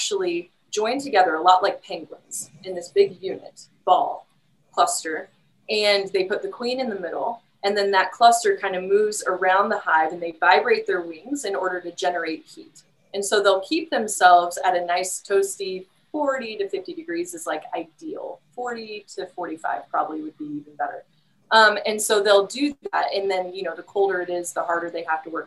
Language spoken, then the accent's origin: English; West Lafayette, Indiana, United States; moved away; I'm from Indiana originally, and I'm from the Purdue area originally